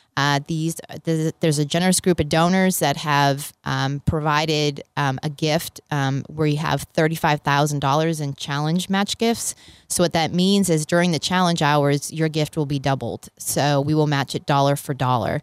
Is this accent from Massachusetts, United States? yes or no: yes; Boston, Massachusetts, United States; now in College Station, United States; I'm originally from Boston